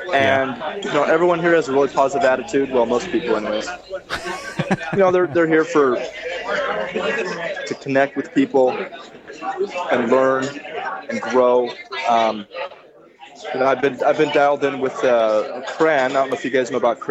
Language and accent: English; California, United States; I'm from California